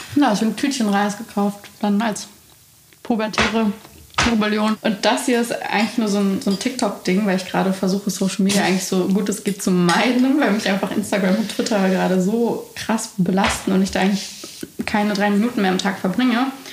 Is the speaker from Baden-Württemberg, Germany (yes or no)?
yes; Baden-Württemberg, Germany; also born or lived in Bucharest, Romania; ich bin ja eigentlich in Bukarest geboren und habe da ein paar Jahre gelebt. Und dann wurde ich in so ein absolutes Dorf gesteckt nach Baden-Württemberg